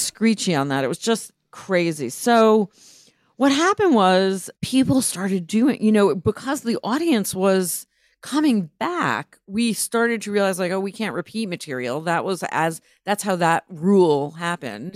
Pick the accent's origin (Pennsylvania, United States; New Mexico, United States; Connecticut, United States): Connecticut, United States; New Haven; moved away as an adult; also born or lived in Providence, Rhode Island / New York; now in Los Angeles, United States; I grew up in Providence, Rhode Island, and New Haven, Connecticut. My teenage years were in New Haven